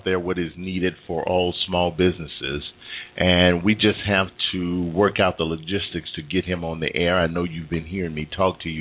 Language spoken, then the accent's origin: English; Mississippi, United States; moved away; I'm from Mississippi.